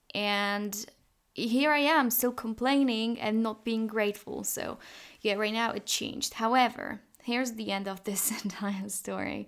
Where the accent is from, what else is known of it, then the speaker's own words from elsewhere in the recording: Poland; we're from Poland